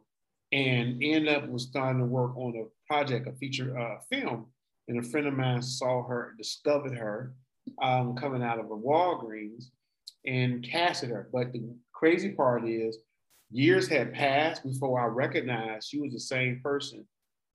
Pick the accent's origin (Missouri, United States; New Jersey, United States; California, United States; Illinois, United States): Illinois, United States; Chicago; moved away; We're from Chicago, Illinois, originally.